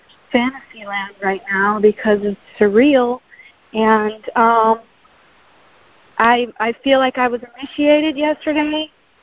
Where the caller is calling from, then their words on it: Sarasota, Florida, United States; I know Melissa. I'm from Sarasota.